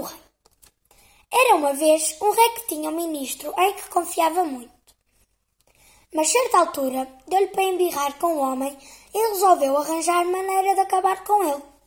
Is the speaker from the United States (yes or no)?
no; Portugal; sou portuguesa